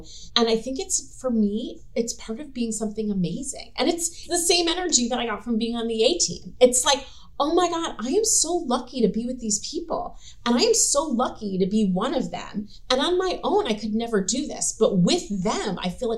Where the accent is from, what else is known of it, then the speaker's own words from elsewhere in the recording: New York, United States; moved away as an adult; also born or lived in New Jersey; I was from New York